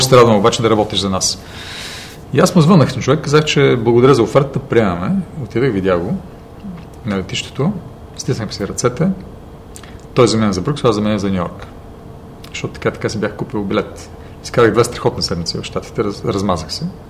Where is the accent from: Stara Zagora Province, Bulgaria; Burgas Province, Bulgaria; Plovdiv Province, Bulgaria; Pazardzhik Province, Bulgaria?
Plovdiv Province, Bulgaria; Plovdiv; also born or lived in United States; се прибрах в Пловдив